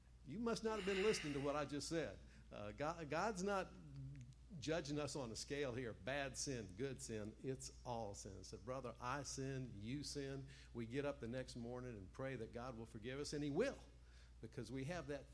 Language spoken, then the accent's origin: English; the South, United States; I'm a guy from the South